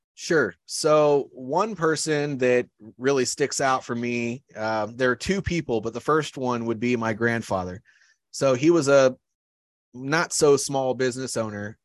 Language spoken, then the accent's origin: English; Iowa, United States; moved away as an adult; I grew up in Iowa.